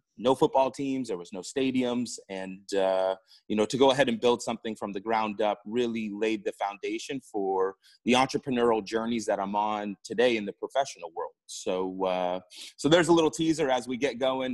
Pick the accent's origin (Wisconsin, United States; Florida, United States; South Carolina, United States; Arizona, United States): Florida, United States; Port St. Lucie; also born or lived in Alabama; I am from South Florida, Port St. Lucie to be exact